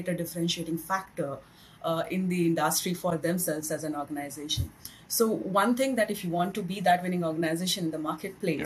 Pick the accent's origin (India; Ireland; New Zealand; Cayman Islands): India; moved away as an adult; now in Singapore; I'm basically from India, and then it's been 10 years now I'm in Singapore